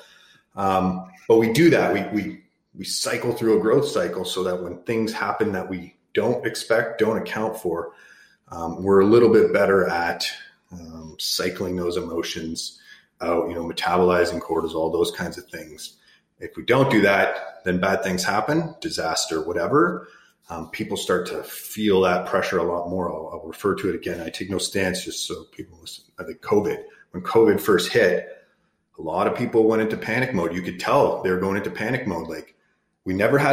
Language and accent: English; Canada; also born or lived in Arizona